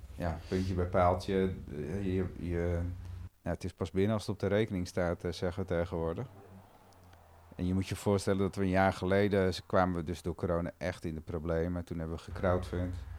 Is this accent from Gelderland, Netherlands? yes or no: no; Amstelveen, North Holland, Netherlands; Ik kom uit Amstelveen en daar zit best een heel goed vogelweidegebied ook, de Bovenkerkenpolder. Um, ehm, en daar liep ik van mijn vijf tot mijn vijftiende bij een, vriendje op de boerderij